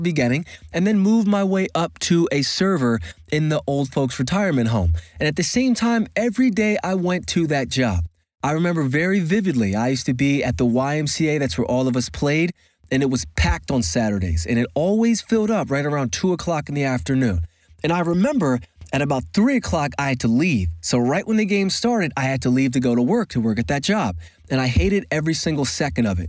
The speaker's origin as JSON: {"language": "English", "town": "Philadelphia", "region": "Pennsylvania", "country": "United States", "tie": "born or raised there", "said": "a very avid basketball player growing up in Philadelphia"}